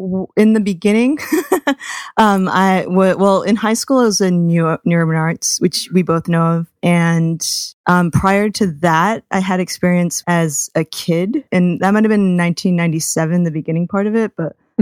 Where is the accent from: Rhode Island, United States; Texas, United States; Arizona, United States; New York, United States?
Rhode Island, United States; Providence; Sean Ravi and I have this comparison of like both growing up in Providence.